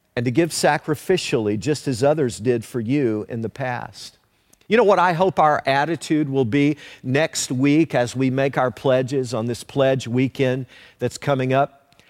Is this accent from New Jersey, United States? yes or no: no; Leoma, Tennessee, United States; growing up in Leoma, Tennessee